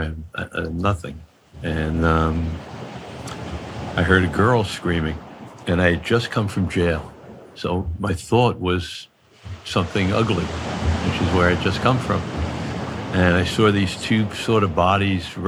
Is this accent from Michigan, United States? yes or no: no; Long Island, New York, United States; moved away as an adult; also born or lived in Los Angeles; I come from Long Island